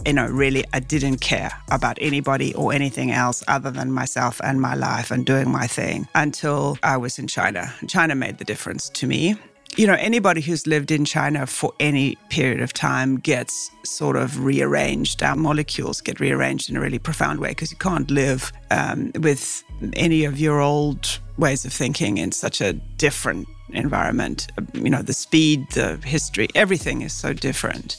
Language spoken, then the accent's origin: English; South Africa; moved away; growing up in South Africa was the isolation